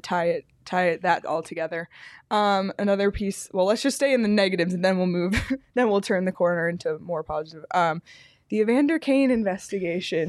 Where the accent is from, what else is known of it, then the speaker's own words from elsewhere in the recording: Canada; as a Canadian, and I know I'm a dual citizen